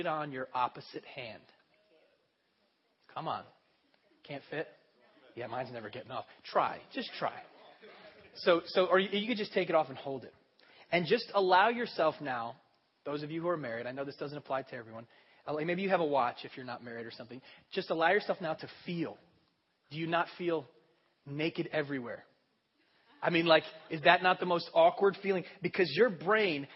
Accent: United States; I'm an American.

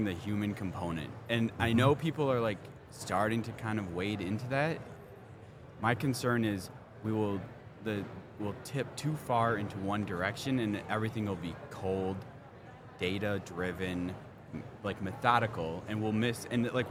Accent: Detroit, Michigan, United States; I'm from Detroit

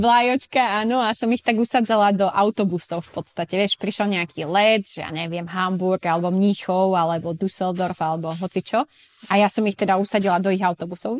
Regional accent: Sklabiná, Banská Bystrica Region, Slovakia; moved away as an adult; also born or lived in Switzerland; now in Ibiza, Spain; ja som zo Sklavinej, hej, Sklavina pri Veľkom Krtiši

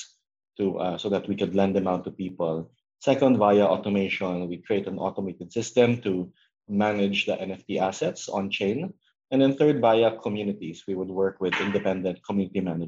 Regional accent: Philippines; my home country in the Philippines

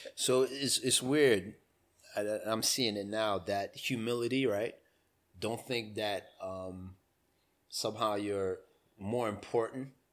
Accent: United States; I'm American

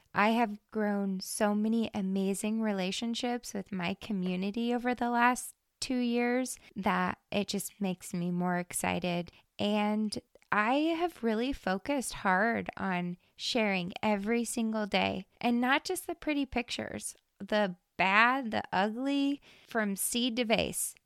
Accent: Hermiston, Oregon, United States; I was born and raised in Hermiston, Oregon

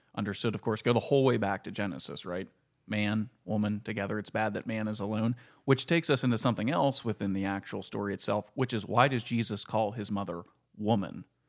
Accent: Ford City, Pennsylvania, United States; also born or lived in Leechburg; growing up in Ford City

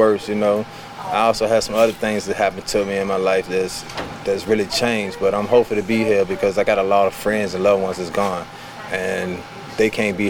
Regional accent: Petersburg, Virginia, United States; now in Roanoke, United States; I'm currently in Roanoke, Virginia at a halfway house. I'm from Petersburg, Virginia.

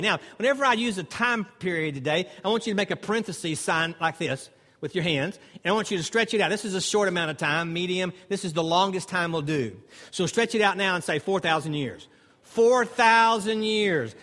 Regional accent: Dallas, Texas, United States; now in Greenville, United States; I grew up in Dallas, Texas.

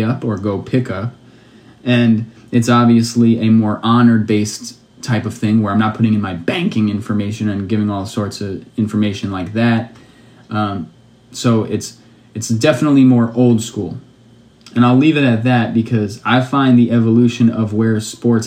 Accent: New York City, New York, United States; also born or lived in Pennsylvania / Ohio; I am from Brooklyn, New York. I went to school, I'm from here, but I went to school for college in Pennsylvania and in Ohio

